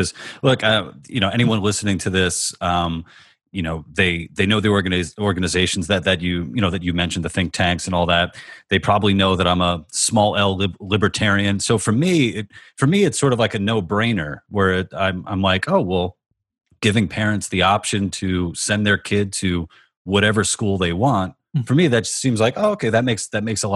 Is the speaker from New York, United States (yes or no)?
yes; New York City, New York, United States; also born or lived in Woodside, Queens / Little Neck; I was born and raised in New York City